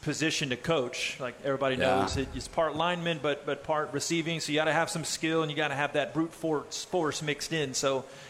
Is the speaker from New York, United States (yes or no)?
no; Texas, United States; born or raised there